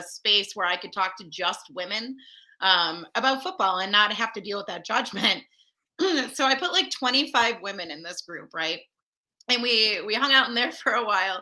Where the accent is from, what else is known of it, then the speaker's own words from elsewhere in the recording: Orchard Park, New York, United States; I was born and raised in Orchard Park, a couple miles from the stadium